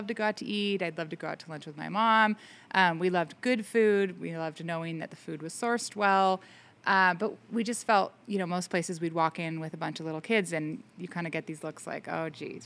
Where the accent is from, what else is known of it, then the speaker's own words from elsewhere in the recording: Menlo Park, California, United States; moved away as an adult; also born or lived in Virginia; now in Fort Jones, United States; I grew up in Menlo Park, California, which is now pretty much the heart of Silicon Valley